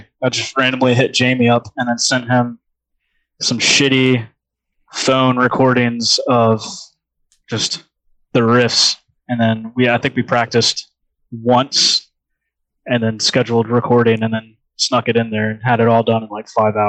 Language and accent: English; Richmond, Virginia, United States; Yeah, I grew up in Southside.